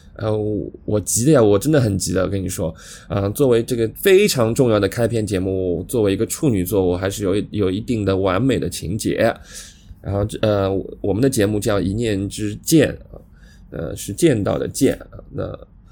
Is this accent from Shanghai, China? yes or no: yes; Shanghai, China; accent: Shanghai; 我是南方人，呃，上海人，那我们这种不标准的普通话